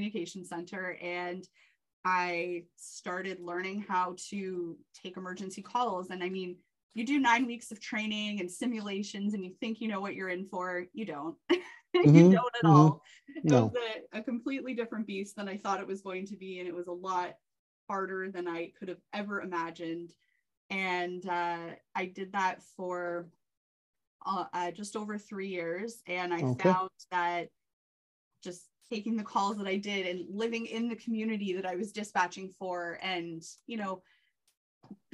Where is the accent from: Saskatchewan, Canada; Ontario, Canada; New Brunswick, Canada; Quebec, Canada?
Ontario, Canada; Whitby; also born or lived in Oshawa / Bowmanville; So I'm born and raised in the Durham region. I grew up in Whitby